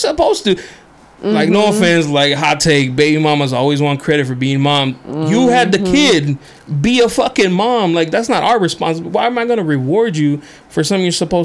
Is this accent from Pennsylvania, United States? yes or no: no; National City, California, United States; I didn't really have that kind of high school experience just because I grew up in National City